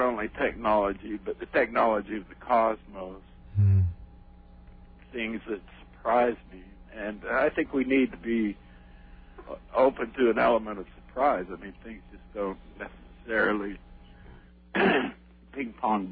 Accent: Salt Lake City, Utah, United States; I was born and raised in Salt Lake City, Utah

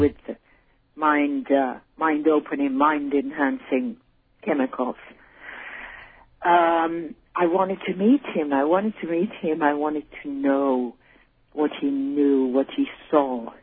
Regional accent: Paris, Île-de-France, France; also born or lived in Switzerland / United States; now in Spain; I was born in Switzerland. My mother um, was Polish. My father was British, and I grew up in Paris

